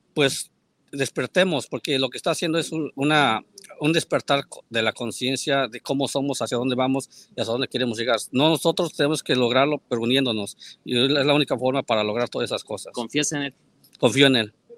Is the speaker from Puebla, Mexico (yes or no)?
yes; Puebla, Mexico; now in New York, United States; soy ahí paisano de Meme Yamel y pues poblano? también